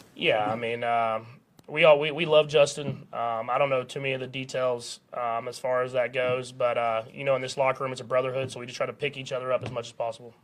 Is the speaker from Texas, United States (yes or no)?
yes; Texas, United States; moved away as an adult; now in Kansas City, United States; I grew up in Texas